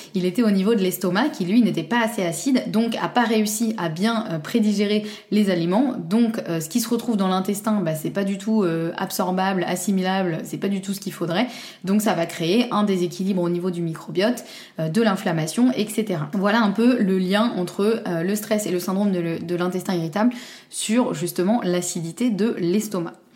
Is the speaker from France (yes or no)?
yes; Normandy, France; je suis normande et fière de l'être